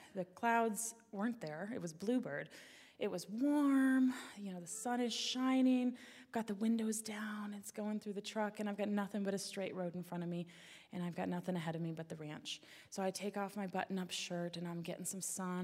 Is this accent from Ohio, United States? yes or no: no; Alaska, United States; growing up in Alaska